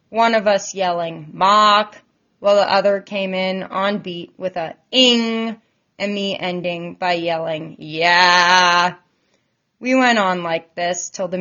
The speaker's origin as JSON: {"language": "English", "town": "Bozeman", "region": "Montana", "country": "United States", "tie": "born or raised there", "moved": "as an adult", "lives_now": "Sun Valley, United States", "said": "I was born and raised in Bozeman, Montana, and I'm currently living in the Sun Valley area"}